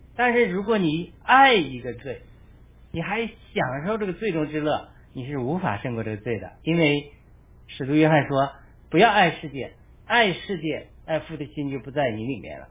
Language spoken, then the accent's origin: Chinese; China; now in United States; 我们中国人